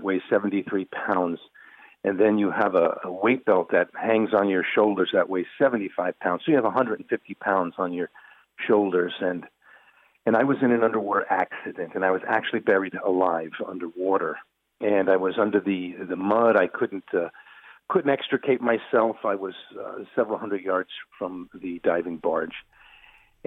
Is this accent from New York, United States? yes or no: yes; New York, United States; born and raised in New York